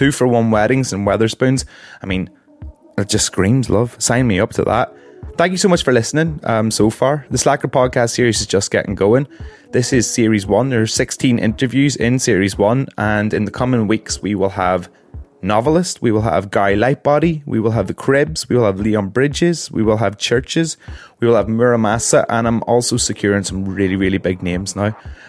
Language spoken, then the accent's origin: English; Ireland; I'm Irish